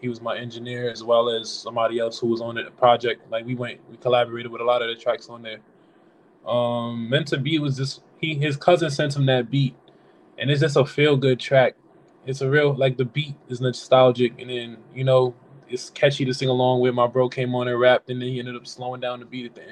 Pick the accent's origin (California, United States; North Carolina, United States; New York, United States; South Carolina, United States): New York, United States; New York City; I'm from Flatbush. I wear that proudly. Flatbush, Brooklyn. I'm always rep that. That's where I've been since, you know, I was born